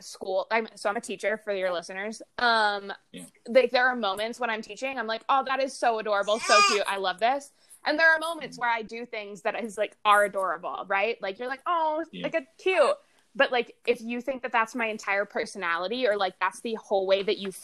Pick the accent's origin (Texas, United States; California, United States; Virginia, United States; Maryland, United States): Maryland, United States; Baltimore; moved away as an adult; I grew up in Baltimore